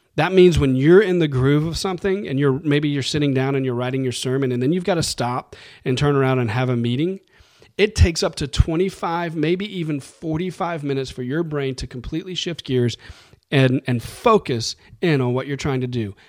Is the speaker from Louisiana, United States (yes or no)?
yes; New Orleans, Louisiana, United States; I grew up in New Orleans, and we love carbs in New Orleans